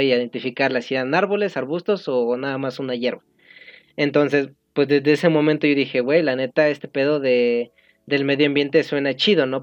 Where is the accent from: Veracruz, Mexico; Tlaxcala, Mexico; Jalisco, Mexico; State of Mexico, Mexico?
State of Mexico, Mexico; yo soy del Estado de México